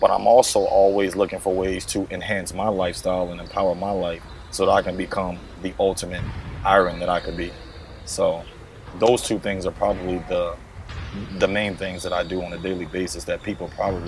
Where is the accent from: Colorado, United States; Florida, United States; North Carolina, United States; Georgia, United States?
North Carolina, United States; born there; also born or lived in England; I was born in North Carolina, but I've moved all over the world globally. My mom ended up having an opportunity to work overseas in Europe, and I ended up living in England for about 8 years.